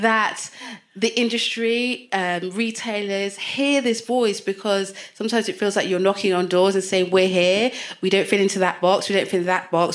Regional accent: United Kingdom; this is my home. This is where I was born and bred.

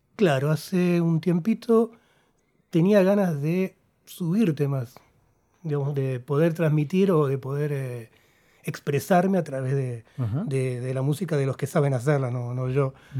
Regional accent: Argentina; also born or lived in Uruguay; vine acá de, chico, a los cuatro años

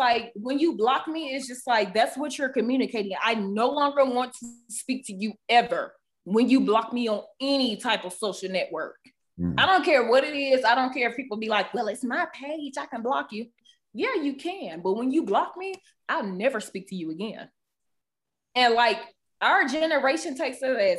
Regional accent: the South, United States; I'm from the South

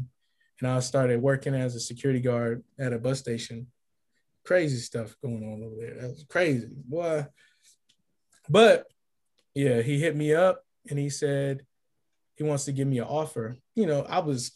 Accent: California, United States; moved away as an adult; also born or lived in Kansas / Illinois; I'm from California.

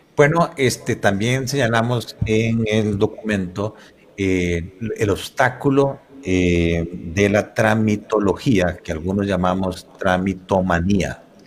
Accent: Costa Rica; me heredaron este país, me dieron la educación primaria, secundaria, universitaria también, prácticamente gratuita

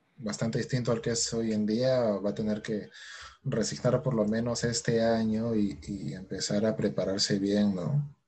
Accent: Peru; los equipos peruanos siempre nos representen mal

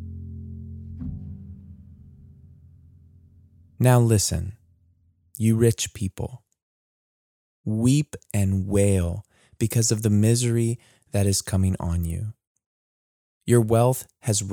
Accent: United States; As American Christians

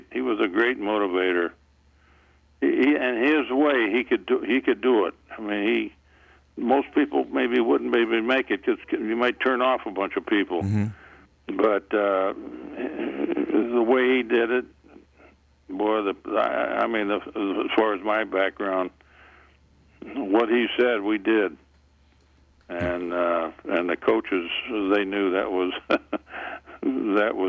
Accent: Wapello, Iowa, United States; growing up in Wapello, Iowa, you know, we didn't have any black players

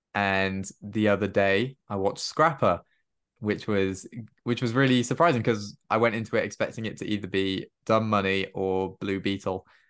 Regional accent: Cardiff, Wales, United Kingdom; all in Wales and all in Cardiff, and I recognized places, and I was like, "This is great. This is my hometown."

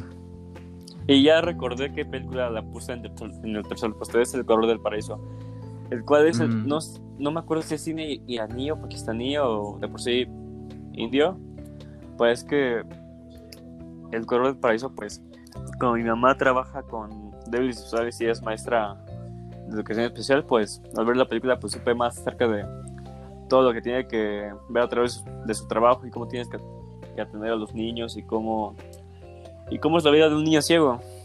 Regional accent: Mexico; mi país

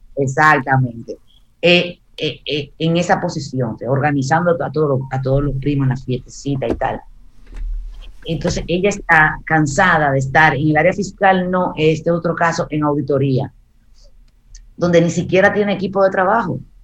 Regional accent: Santo Domingo, Distrito Nacional, Dominican Republic; yo crecí en Gascue

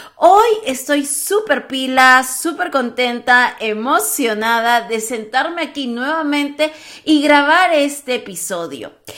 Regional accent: Peru; yo que soy peruana

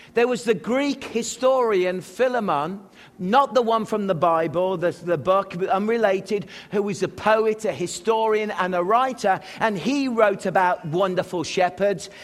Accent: England, United Kingdom; moved away as an adult; also born or lived in Manitoba; now in Rutland, United States; We English people

